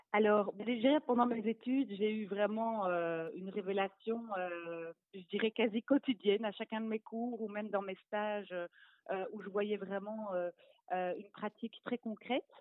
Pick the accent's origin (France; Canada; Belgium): Belgium; Brussels, Brussels-Capital Region; je viens de Bruxelles